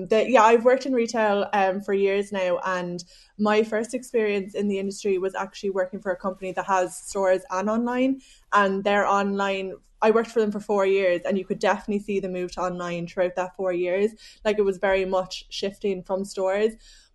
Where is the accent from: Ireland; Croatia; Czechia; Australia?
Ireland; Cork, Munster; accent: Cork; now in Dublin, Ireland; I am. I don't know if I've lost my Cork accent. I've been living in Dublin for so long.